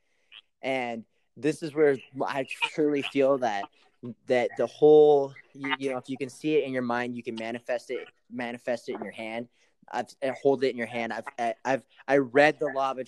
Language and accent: English; Great Falls, Montana, United States; also born or lived in Kauai; my hometown, Great Falls, Montana